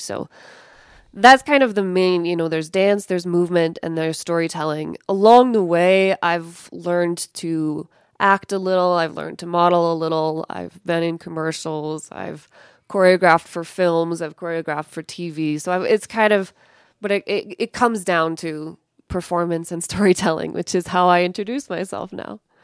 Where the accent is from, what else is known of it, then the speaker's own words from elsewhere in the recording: Evergreen, Colorado, United States; moved away as an adult; also born or lived in Paris, France; now in Lahore, Pakistan; I grew up in Evergreen, Colorado, which is, it's not too far away from here, I guess. Went to, went to high school at Clear Creek High School